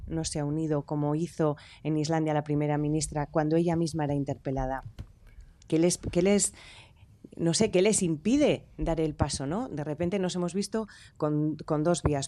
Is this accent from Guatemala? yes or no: no; Durango, Basque Country, Spain; yo participé en las de mi pueblo, en las de Durango